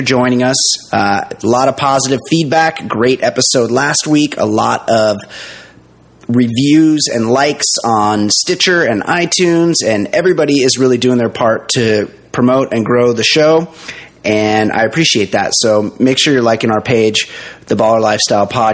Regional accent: United States

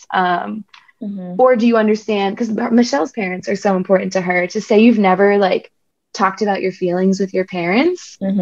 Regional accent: New Jersey, United States; I'm from New Jersey

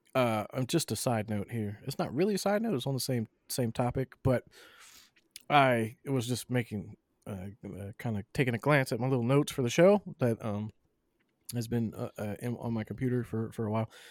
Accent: Southern, United States; accent: Southern; Southern and profanity. I speak both fluently

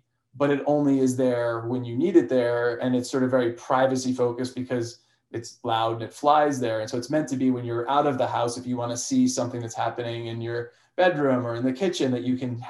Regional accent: Chester, New Jersey, United States; moved away as an adult; also born or lived in Boston, Massachusetts; So I grew up in New Jersey. For people actually probably know Northern Jersey in Chester, near Morristown

